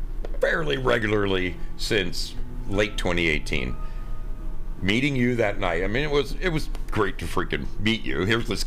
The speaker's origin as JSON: {"language": "English", "region": "Oregon", "country": "United States", "said": "I come from Oregon where there's wineries everywhere."}